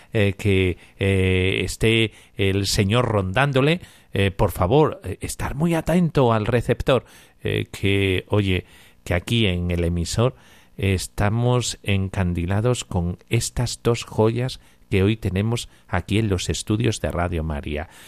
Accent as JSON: {"language": "Spanish", "country": "Nicaragua", "said": "Eh, de Nicaragua."}